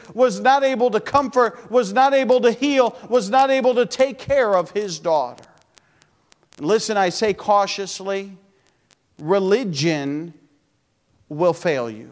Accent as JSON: {"language": "English", "country": "United States", "said": "I'm American as American can be"}